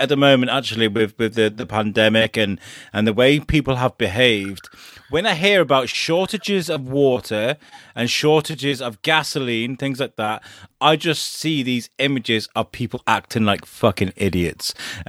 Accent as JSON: {"language": "English", "town": "Shrewsbury", "region": "West Midlands", "country": "United Kingdom", "said": "I'm from Shrewsbury in the UK, which is one of the most notorious towns in Europe for flooding."}